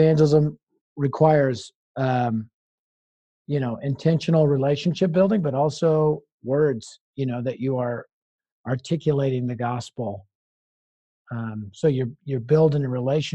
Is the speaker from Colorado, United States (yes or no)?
yes; Denver, Colorado, United States; I'm from Denver.